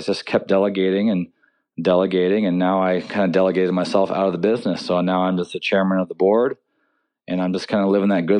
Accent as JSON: {"language": "English", "town": "Seattle", "region": "Washington", "country": "United States", "tie": "born or raised there", "said": "Born and raised in Seattle."}